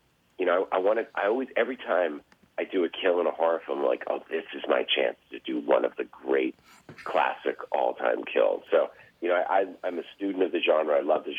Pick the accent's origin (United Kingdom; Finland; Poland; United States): United States; Massachusetts; I grew up in Massachusetts